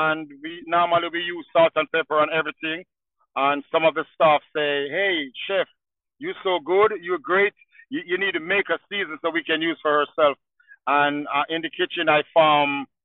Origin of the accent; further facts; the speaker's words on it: Jamaica; moved away as an adult; now in Asheville, United States; I'm original from Jamaica. I come to America in year 2000